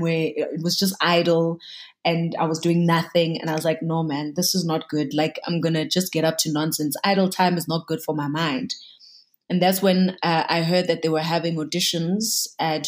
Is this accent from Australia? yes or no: no; Katlehong, Gauteng, South Africa; born and bred in Katlehong on the East Rand